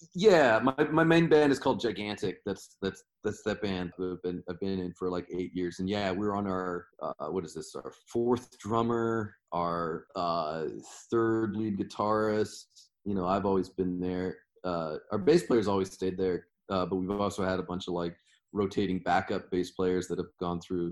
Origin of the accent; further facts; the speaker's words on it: Washington, United States; I'm from Washington State